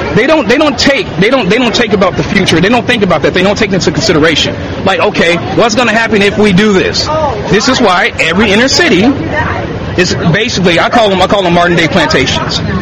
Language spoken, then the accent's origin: English; Chicago, Illinois, United States; I'm from Chicago. I grew up in a gangster liberal family